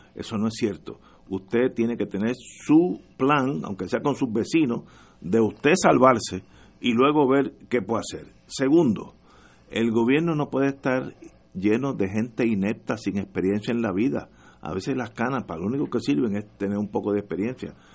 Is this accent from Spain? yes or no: no; Puerto Rico; porque somos latinos